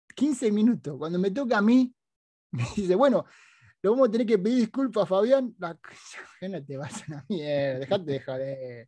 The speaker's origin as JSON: {"language": "Spanish", "town": "Villa Madero", "region": "Buenos Aires Province", "country": "Argentina", "moved": "as an adult", "lives_now": "United States", "said": "los muchachos de Villa Madero como yo"}